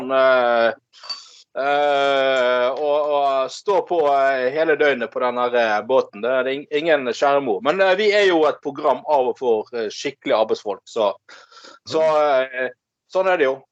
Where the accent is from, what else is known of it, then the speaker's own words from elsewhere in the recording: Bergen, Vestland, Norway; Jeg er faglært kokk fra Bergen. I am a faglært kokk. Kokk fra Bergen, fra Salmon Bay, fra Laksvåg.